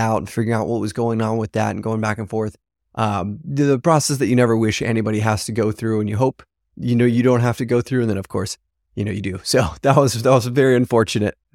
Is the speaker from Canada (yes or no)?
no; Papua New Guinea; now in China; a friend that I grew up with in Papua New Guinea, actually, which is pretty incredible. We'll have some other friends from Papua New Guinea there.